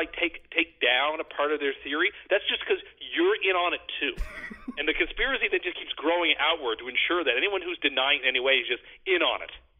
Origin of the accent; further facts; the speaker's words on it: Nova Scotia, Canada; we're from Nova Scotia.